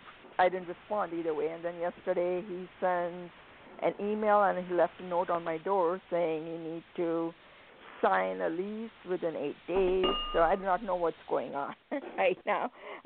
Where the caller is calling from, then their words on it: Phoenix, Arizona, United States; I'm calling from Phoenix, Arizona.